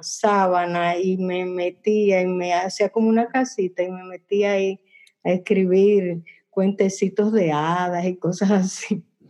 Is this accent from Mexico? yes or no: no; Dominican Republic; en el barrio donde yo crecí, en el Mirador